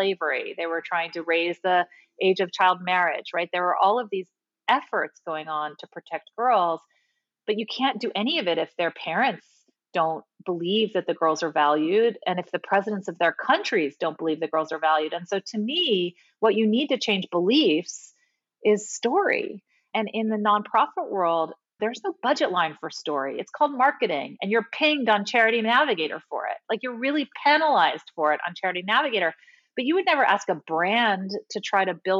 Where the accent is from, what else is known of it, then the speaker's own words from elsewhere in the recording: United States; also born or lived in Nairobi, Kenya; I grew up with a deep understanding of how sheltered and privileged I was growing up in the United States